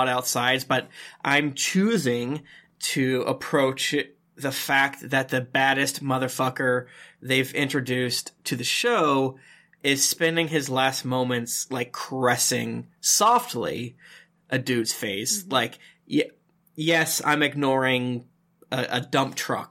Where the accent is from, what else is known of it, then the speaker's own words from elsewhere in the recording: United States; as an American